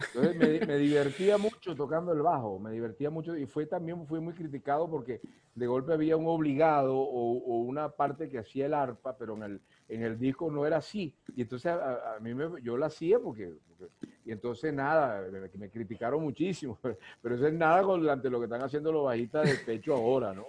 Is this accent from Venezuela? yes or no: yes; Ciudad Bolívar, Bolívar, Venezuela; desde pequeño yo siempre, mi, mis hermanos, y casi todos los cuatristas de Ciudad Bolívar usamos eso